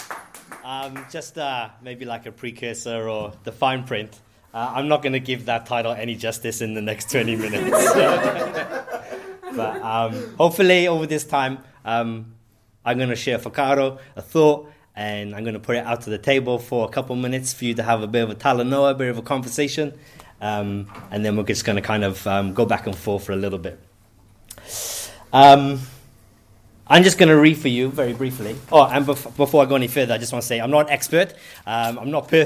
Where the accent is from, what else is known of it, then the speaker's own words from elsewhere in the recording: Wales, United Kingdom; moved away as an adult; now in Christchurch, New Zealand; I'm from Wales. I moved here about 10 years ago.